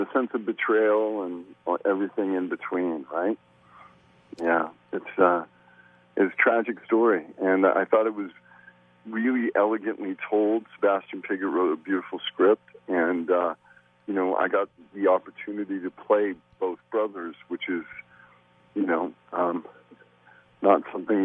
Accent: Canada; growing up in Canada

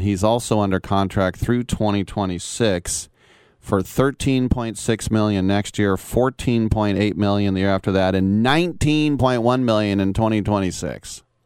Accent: Richmond, California, United States; also born or lived in Oakland, California; My mom's from Richmond. I'm from Richmond. Uh, pretty much East Bay all the way.

